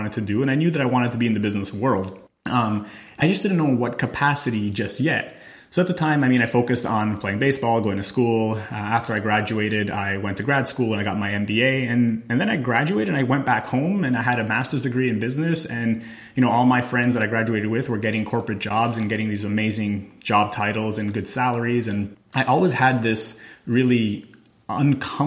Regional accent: Montreal, Quebec, Canada; moved away as an adult; also born or lived in Albany, New York / Thailand / Italy; I left Canada. I'm from Montreal.

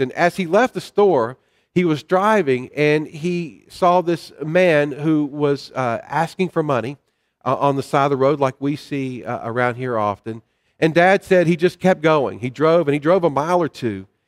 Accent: the South, United States; I grew up in the South

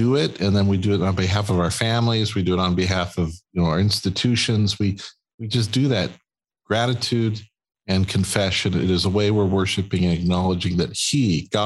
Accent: Wisconsin, United States; We're from Wisconsin

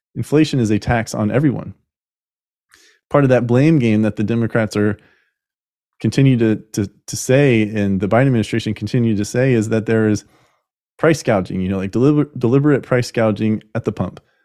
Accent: United States; We are continuing as the American people

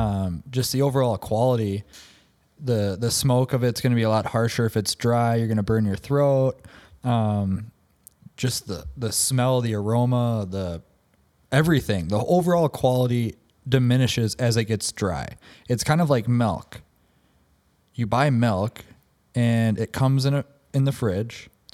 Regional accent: Minnesota, United States; accent: Minnesotan; Yes, I am from Minnesota.

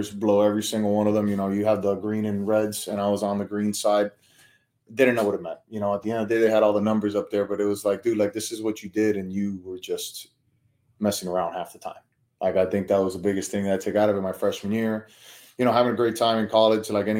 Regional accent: Miami, Florida, United States; born and raised in Miami

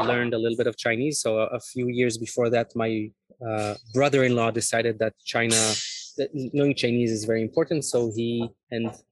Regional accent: Israel; also born or lived in Beijing; I'm originally from Israel

